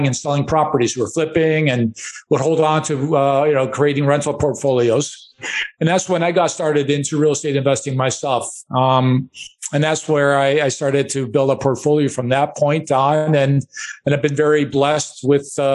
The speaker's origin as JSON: {"language": "English", "town": "Chicago", "region": "Illinois", "country": "United States", "tie": "born or raised there", "said": "I grew up in Chicago, and we lived in a one-bedroom apartment"}